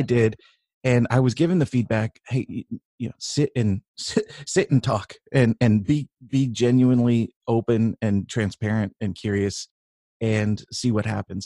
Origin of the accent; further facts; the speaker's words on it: Northern California, United States; I grew up in in Northern California